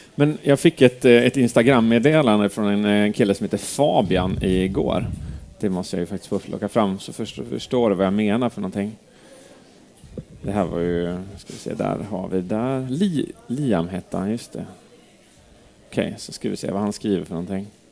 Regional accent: Edsbyn, Gävleborg County, Sweden; moved away; Jag är uppvuxen här. Jag är liksom Edsbyn

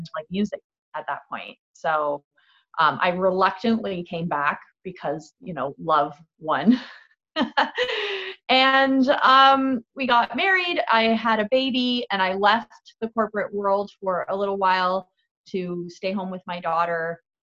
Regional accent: Fort Erie, Ontario, Canada; also born or lived in St. Catharines / Toronto; I was actually born in St. Catharines. I was raised in Fort Erie.

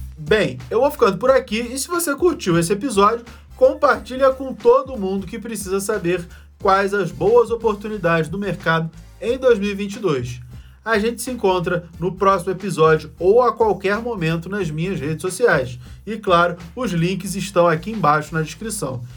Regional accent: Rio de Janeiro, Brazil; Eu sou carioca

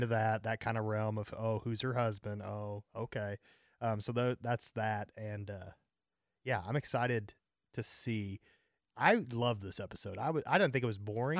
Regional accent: St. Louis, Missouri, United States; I'm from Saint Louis

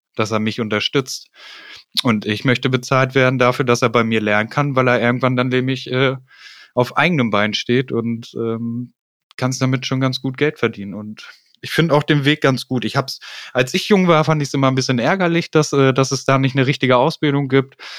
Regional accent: Hanover, Lower Saxony, Germany; ich komme aus Hannover und äh, bin 34 Jahre alt

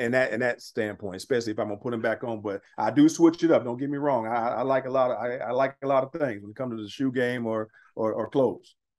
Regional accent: Pittsburgh, Pennsylvania, United States; I'm from Pittsburgh, didn't grow up a Steeler fan by any means

